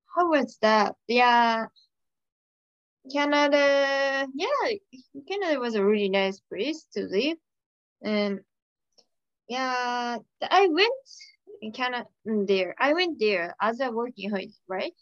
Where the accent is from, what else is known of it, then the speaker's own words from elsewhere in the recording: Saitama, Japan; English is a second language; I'm from Saitama uh, in, in Japan.